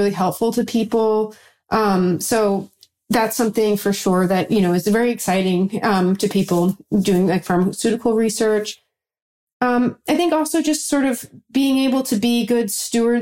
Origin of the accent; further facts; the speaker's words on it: New York, United States; I'm from New York